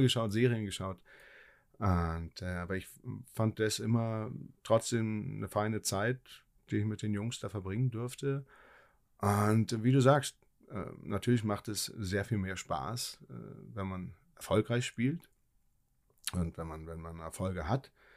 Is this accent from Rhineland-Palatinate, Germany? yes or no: no; Berlin, Germany; moved away; also born or lived in Ingolstadt / Hannover / Hamburg / Nuremberg; als Berliner